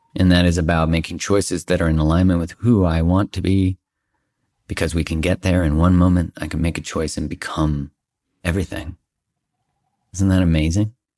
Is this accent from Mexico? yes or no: no; Canada; I'm Canadian